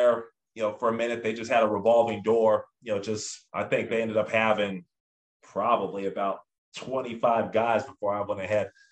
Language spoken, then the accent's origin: English; Lake Elsinore, California, United States; also born or lived in Anaheim; growing up in SoCal